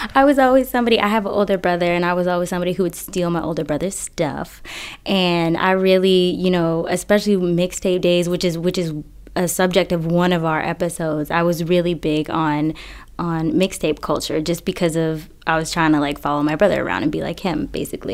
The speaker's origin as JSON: {"language": "English", "town": "Boston", "region": "Massachusetts", "country": "United States", "said": "I'm originally from Boston"}